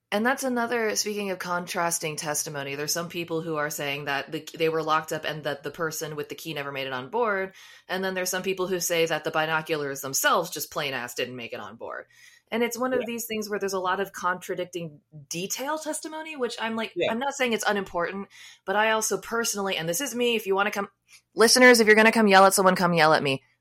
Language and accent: English; United States; I didn't grow up listening to country, even though I'm from the United States